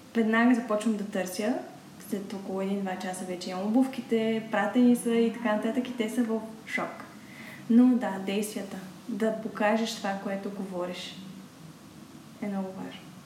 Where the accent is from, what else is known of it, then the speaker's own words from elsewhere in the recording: Bulgaria; съм се родила точно в България